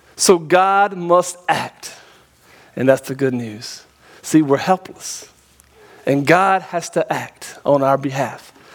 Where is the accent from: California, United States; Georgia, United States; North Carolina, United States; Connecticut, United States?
North Carolina, United States; now in Tennessee, United States; I'm from North Carolina originally